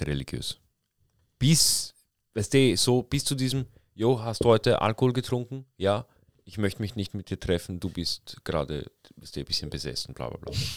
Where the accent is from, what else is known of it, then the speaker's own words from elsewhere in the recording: Vienna, Austria; ich bin in Wien geboren, weißt du, meine Mutter ist schon in Wien geboren